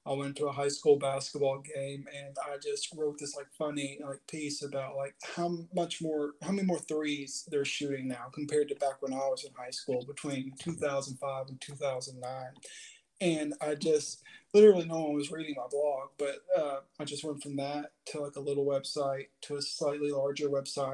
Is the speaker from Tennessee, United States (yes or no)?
yes; Chattanooga, Tennessee, United States; born and raised in Chattanooga, Tennessee